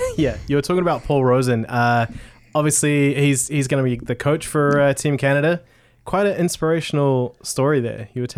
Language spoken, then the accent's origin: English; Tauranga, Bay of Plenty, New Zealand; growing up in Tauranga